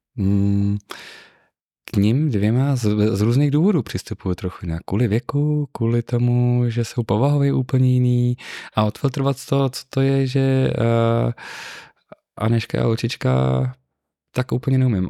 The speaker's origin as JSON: {"language": "Czech", "town": "Ústí nad Labem", "region": "Ústí nad Labem Region", "country": "Czechia", "tie": "born or raised there", "said": "Já jsem měl to štěstí, že jsem nebyl to typický městský dítě, sice jsem z Ústí nad Labem, ale z tak okrajové části, která je obrostlá lesem všude kolem"}